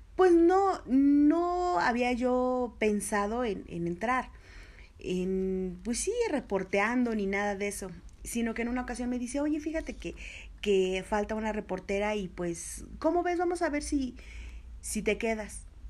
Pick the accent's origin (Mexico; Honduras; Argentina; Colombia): Mexico; Mexico City; nací aquí, soy chilanga, 100%, mexicana de corazón